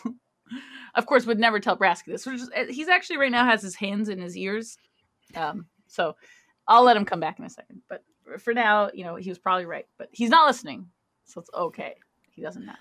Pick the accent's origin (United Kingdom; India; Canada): Canada; I am Canadian.